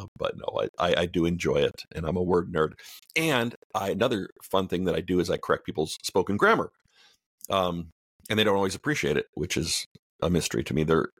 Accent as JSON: {"language": "English", "country": "Canada", "moved": "as an adult", "lives_now": "United States", "said": "I'm Canadian."}